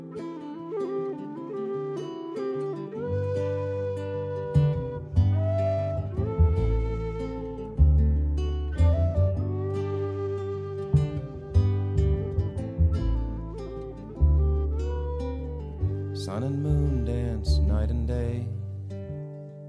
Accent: Canada

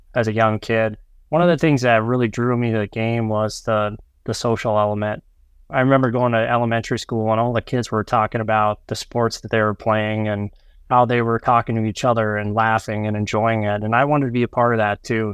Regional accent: North Dakota and Minnesota, Midwest, United States; now in Minneapolis, United States; as a young child growing up in North Dakota and Minnesota

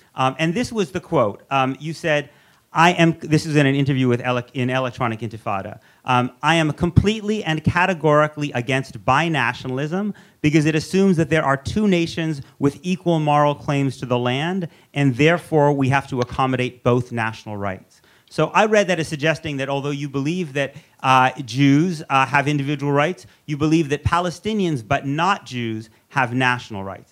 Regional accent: United States; also born or lived in New York; I, as an American uh, Jew

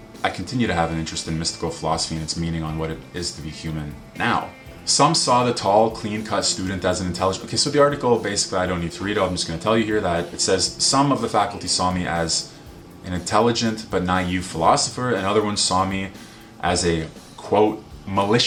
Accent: Canada; also born or lived in Vancouver, Canada; I was born in Canada.

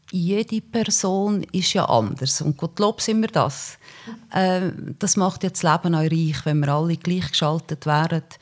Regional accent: Uri, Switzerland; Der Kanton Uri ist meine Heimat, der kann mich nicht enttäuschen.

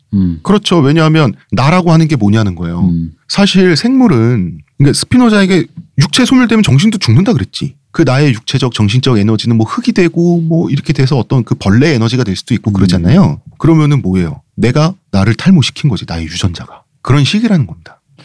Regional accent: South Korea; 태어났더니 한국이다

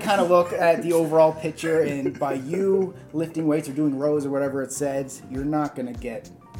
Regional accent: India; I'm Indian, and my question to you guys is, many trainers in India advise their female clients not to do certain kinds of exercises

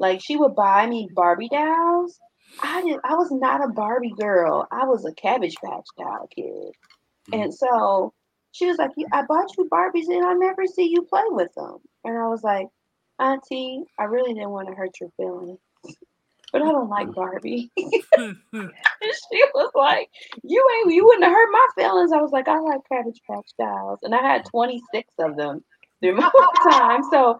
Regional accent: Michigan, United States; I'm from Michigan.

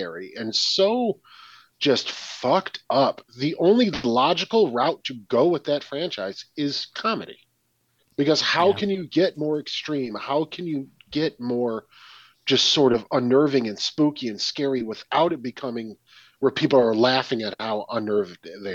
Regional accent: Detroit suburbs, Michigan, United States; I'm from the Detroit suburbs

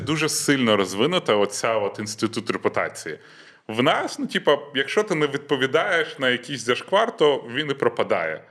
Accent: Western Ukraine, Ukraine; в мене, по-перше, Західна Україна, так. і там дуже багато суржика, бо Польща рядом

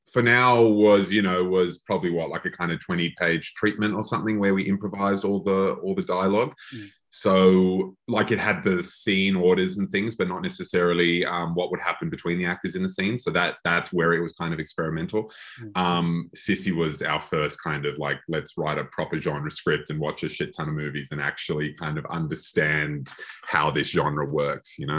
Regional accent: Australia; we as Australian horror fans, we obviously, you know, kind of always take mental note of those um, those films that kind of break through

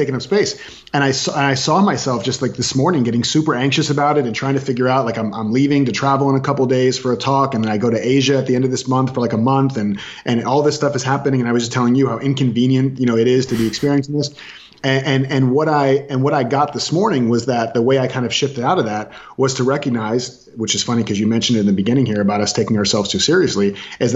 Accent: Orlando, Florida, United States; I was raised in Florida

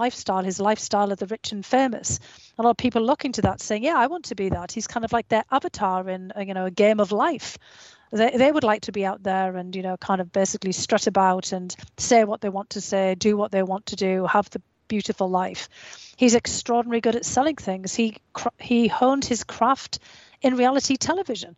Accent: United Kingdom; growing up in Australia, in the United Kingdom

